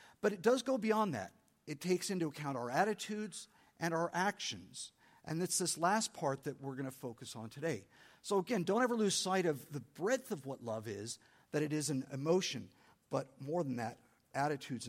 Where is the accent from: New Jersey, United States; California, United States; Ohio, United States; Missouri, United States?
California, United States; San Diego; I'm from San Diego. I grew up loving Mexican food